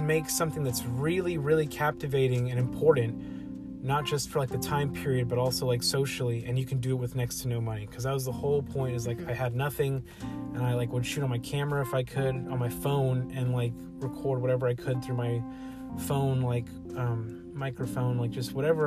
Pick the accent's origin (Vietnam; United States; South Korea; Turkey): United States; Dallas, Texas; growing up in South Dallas